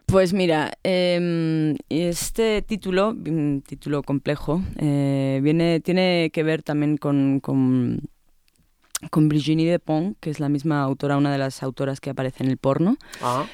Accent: Madrid, Community of Madrid, Spain; accent: chulesco madrileño; moved away as an adult; now in Mexico City, Mexico; soy madrileña y tengo un deje muy chulesco como buena madrileña

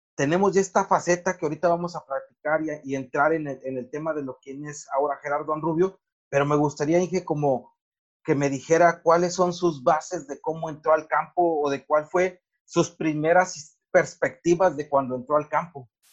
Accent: Morelos, Mexico; en mi pueblo y en nuestra región hay un montón de ingenieros agrónomos

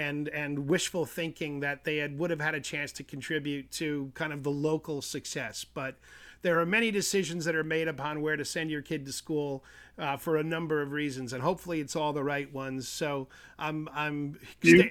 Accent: Long Island, New York, United States; now in Connecticut, United States; I'm from Long Island in New York State

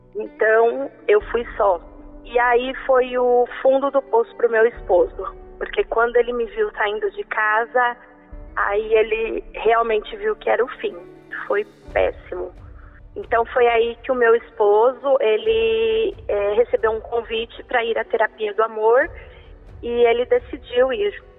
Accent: São Paulo, Brazil; eu sou daqui da Vila Alpina, de São Paulo

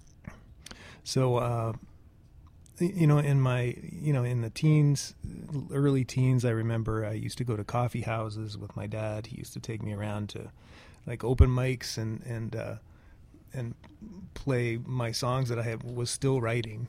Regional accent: Hamilton, Ontario, Canada; I was born in Hamilton, in the West End, sort of back to the West End now, so I've gone full circle, but, near Westdale was where I was hanging out first

